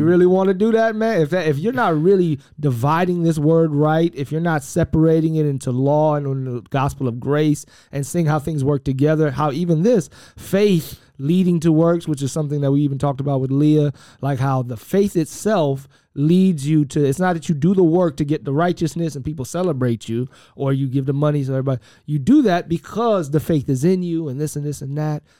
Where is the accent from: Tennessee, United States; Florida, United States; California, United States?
Florida, United States; Miami; I'm from Miami, Florida